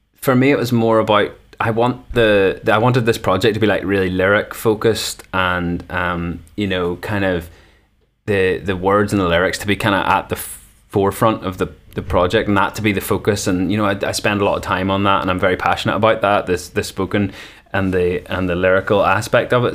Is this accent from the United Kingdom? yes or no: yes; North Coast, Northern Ireland, United Kingdom; now in Belfast, United Kingdom; the homeland, the North Coast for life.